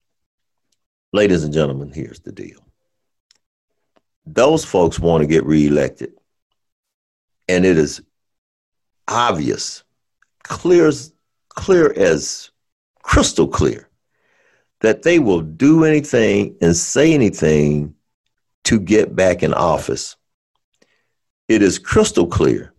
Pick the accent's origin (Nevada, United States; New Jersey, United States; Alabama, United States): Alabama, United States; I'm from Alabama, so I can say y'all